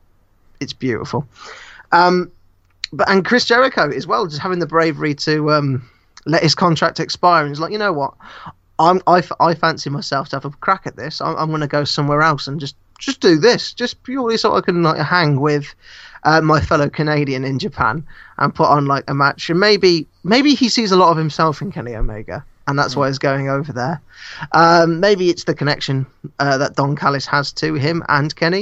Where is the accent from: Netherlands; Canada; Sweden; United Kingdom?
United Kingdom; I as a British person